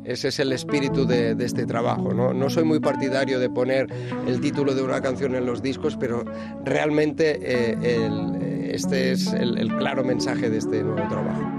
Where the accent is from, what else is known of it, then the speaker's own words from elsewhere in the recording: Barcelona, Catalonia, Spain; Barcelona, en mi tierra.